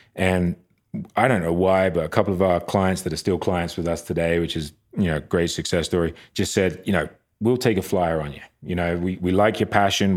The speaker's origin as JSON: {"language": "English", "area": "near Brighton, south coast of England", "region": "South East England", "country": "United Kingdom", "tie": "born or raised there", "also_born_or_lived": "Long Island, New York", "moved": "as an adult", "lives_now": "Park City, United States", "said": "grew up on the south coast of England, um, Brighton, a just little town outside of Brighton"}